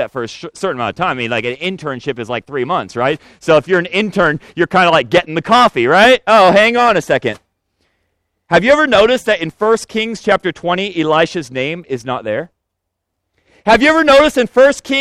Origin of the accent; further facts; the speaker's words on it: Senegal; now in United States; the land I was born in Senegal